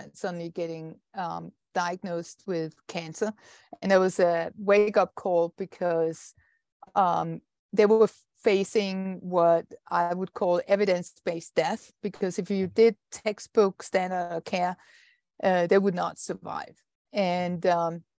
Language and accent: English; Denmark; I'm Danish, and I'm a scientist